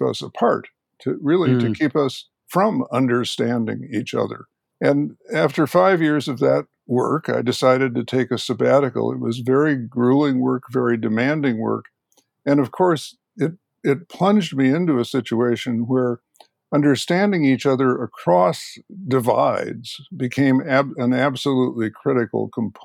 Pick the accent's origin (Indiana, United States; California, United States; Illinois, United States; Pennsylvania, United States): Illinois, United States; Chicago; moved away as an adult; also born or lived in Minnesota / New York City / Berkeley; I was born and raised in the Chicago area